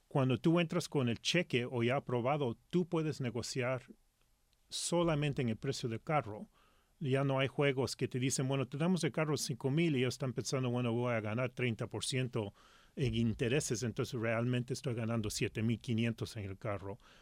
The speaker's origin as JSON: {"language": "Spanish", "town": "Los Angeles", "region": "California", "country": "United States", "tie": "born or raised there", "also_born_or_lived": "Lima, Peru", "first_language": "Spanish", "moved": "as an adult", "lives_now": "Seattle, United States", "said": "yo soy de Los Ángeles"}